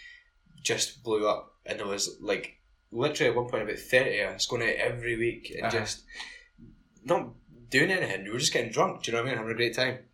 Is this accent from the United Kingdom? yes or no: yes; Scotland, United Kingdom; I was born and raised in Nidri. Until I was 4. moved to Ladybell, Heather Bank. And I grew up, like I was there until I was 25.